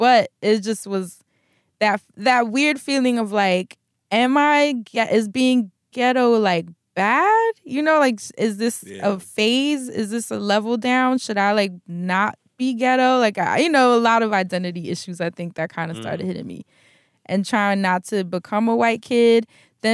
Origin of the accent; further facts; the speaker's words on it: New York City, New York, United States; this like Project Harlem kid.